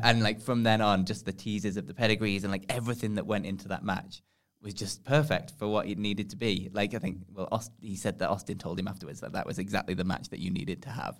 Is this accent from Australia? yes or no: no; England, United Kingdom; we're from England